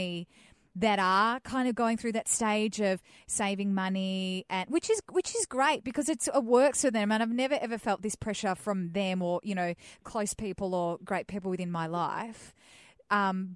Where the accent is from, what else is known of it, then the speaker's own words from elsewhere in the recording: Melbourne, Victoria, Australia; growing up in Melbourne